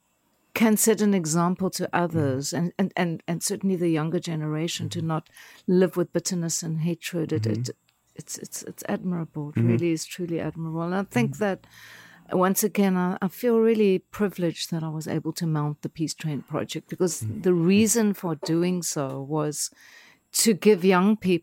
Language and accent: English; South Africa; now in United States; as a South African